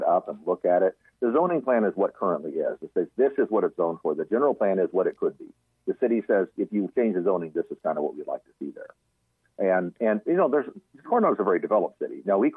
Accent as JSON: {"language": "English", "area": "Central Coast", "region": "California", "country": "United States", "tie": "born or raised there", "said": "I grew up in the Central Coast area, you know, north of kind of between Los Angeles and San Luis Obispo, that area"}